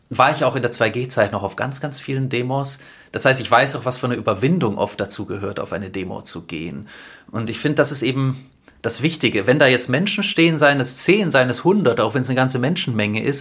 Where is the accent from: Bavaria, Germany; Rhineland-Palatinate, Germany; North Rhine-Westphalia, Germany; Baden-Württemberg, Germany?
Baden-Württemberg, Germany; Stuttgart; Genau, ich bin in Stuttgart geboren und aufgewachsen.